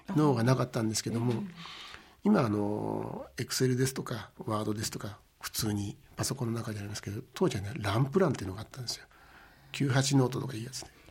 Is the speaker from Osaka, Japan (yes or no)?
no; Maebashi, Gunma, Japan; moved away as an adult; also born or lived in Tokyo; あの前橋市の出身です